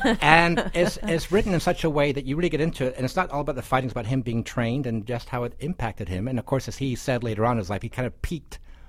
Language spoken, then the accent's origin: English; United Kingdom; now in Alberta, Canada; I grew up in Britain, and my dad was in the RAF.